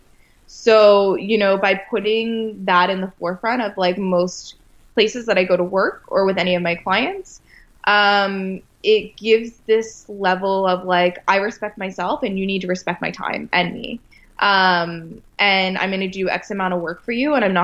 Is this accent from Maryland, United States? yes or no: yes; Westminster, Maryland, United States; moved away; I grew up on a farm as well. So I'm from a farm town outside of Baltimore, Maryland